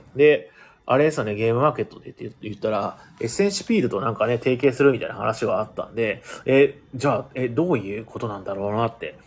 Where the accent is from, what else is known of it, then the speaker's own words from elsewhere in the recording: Ehime, Japan; moved away; 出身が同じ愛媛県だったということなんで